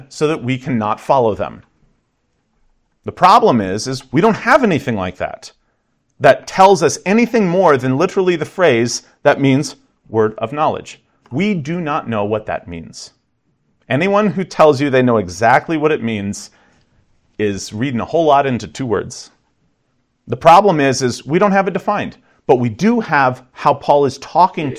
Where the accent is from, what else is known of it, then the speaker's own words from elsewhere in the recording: the South, United States; I grew up in the South